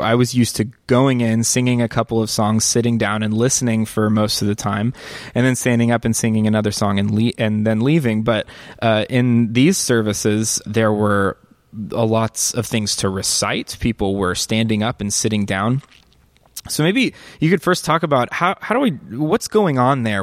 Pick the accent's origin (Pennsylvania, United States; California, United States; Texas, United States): Texas, United States; Northeast; now in Chicago, United States; I grew up in the Southern Baptist Church um, in, in, in a small town in Northeast Texas